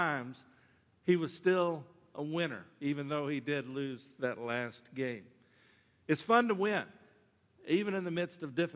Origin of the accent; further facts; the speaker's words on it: Sumter, South Carolina, United States; I was from Sumter.